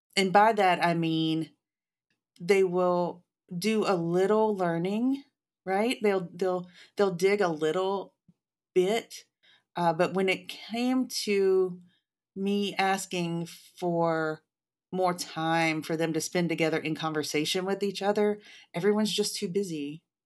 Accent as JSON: {"language": "English", "town": "Jackson", "region": "Mississippi", "country": "United States", "tie": "born or raised there", "said": "I was born in, in Jackson, Mississippi"}